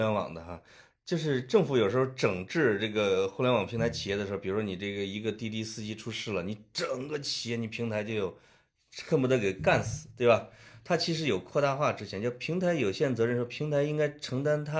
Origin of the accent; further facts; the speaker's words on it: China; 因为我们是中国人嘛。